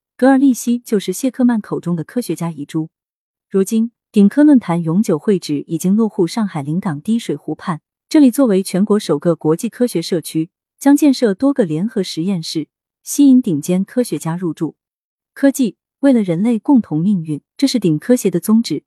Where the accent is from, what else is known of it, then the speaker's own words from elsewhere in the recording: northern China, China; now in Shanghai, China; 作为北方人